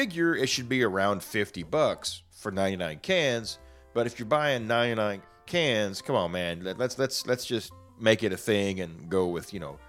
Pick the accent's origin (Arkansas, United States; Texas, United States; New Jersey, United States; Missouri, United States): Arkansas, United States; I'm from Arkansas.